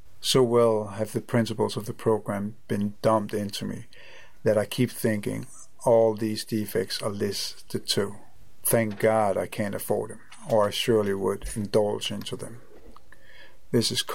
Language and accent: English; Copenhagen, Capital Region of Denmark, Denmark; I am from Copenhagen, Denmark.